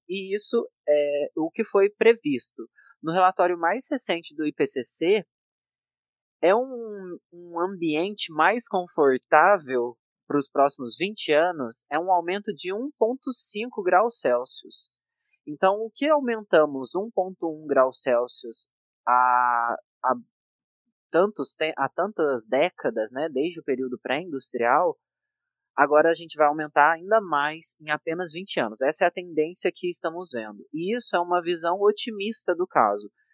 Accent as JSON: {"language": "Portuguese", "region": "Minas Gerais", "country": "Brazil", "tie": "born or raised there", "said": "eu nasci e cresci numa cidade pequena de Minas Gerais"}